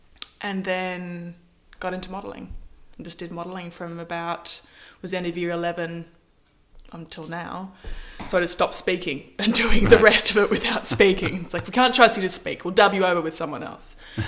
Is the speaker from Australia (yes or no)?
yes; Melbourne, Victoria, Australia; Melbourne. I'm a Melbourne gal. So I grew up north side, sort of Carlton, Fitzroy. And went to University High School.